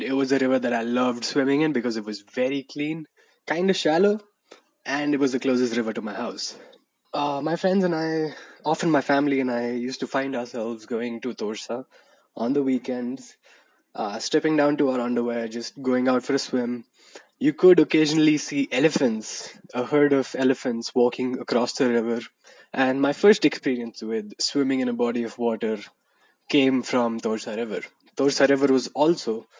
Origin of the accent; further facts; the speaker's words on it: Madurai, Tamil Nadu, India; from my hometown in Madurai